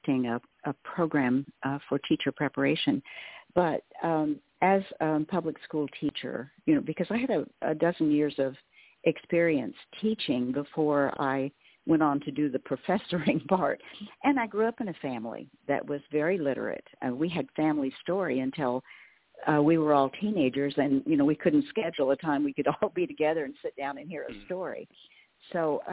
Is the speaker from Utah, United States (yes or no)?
no; Western Oklahoma, United States; I grew up in Western Oklahoma